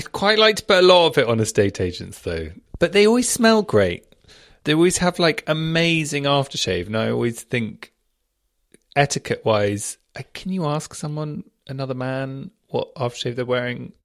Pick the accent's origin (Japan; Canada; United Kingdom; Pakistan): United Kingdom; moved away as an adult; now in Australia; I grew up in Southfield. It's now called Southfield Village